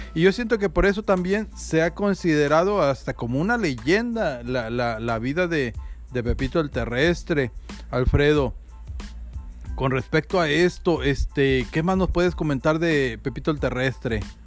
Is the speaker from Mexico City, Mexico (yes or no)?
no; Ciudad Victoria, Tamaulipas, Mexico; also born or lived in Matamoros; sí, efectivamente soy de Ciudad Victoria, Tamaulipas, muy, muy orgulloso de ser de ese pequeño pueblo